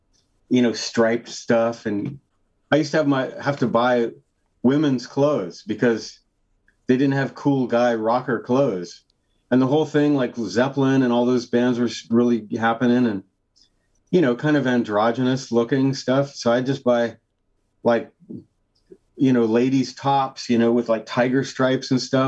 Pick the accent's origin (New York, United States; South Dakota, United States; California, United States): California, United States; also born or lived in Salinas / Cloverdale / Calistoga / Watsonville; I moved around a lot. I was born in Salinas, California, which is near Monterey.